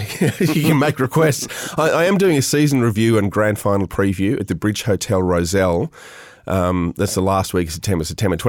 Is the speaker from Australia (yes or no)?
yes; Canberra, Australian Capital Territory, Australia; I'm a child of the Federation, born and raised in Canberra